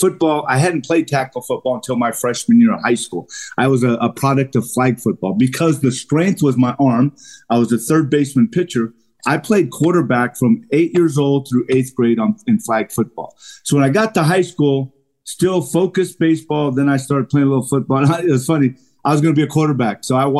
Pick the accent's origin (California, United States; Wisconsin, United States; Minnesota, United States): California, United States; But in the summer, you know, growing up in Southern California, man, we would try and get as many games in as possible.